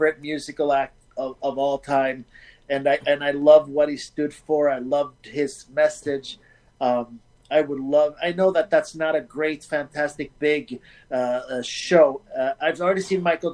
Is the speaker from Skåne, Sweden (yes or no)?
yes; Malmö, Skåne, Sweden; moved away as an adult; now in United States; my hometown, which is Malmo, which is right across from Copenhagen